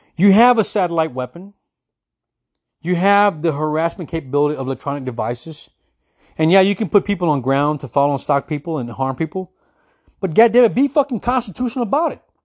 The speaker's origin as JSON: {"language": "English", "country": "United States", "said": "as an American citizen"}